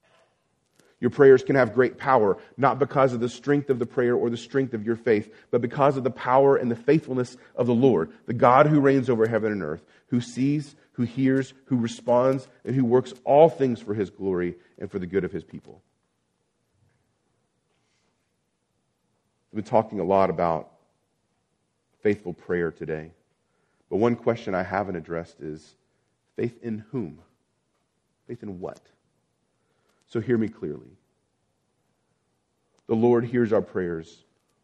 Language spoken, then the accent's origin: English; Abilene, Texas, United States; moved away; I've lived in a series, in a long drought in my hometown of Abilene, Texas.